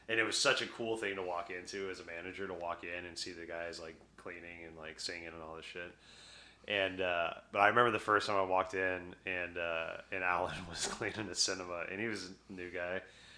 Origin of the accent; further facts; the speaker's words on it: the South, United States; I grew up in the South. I understand that.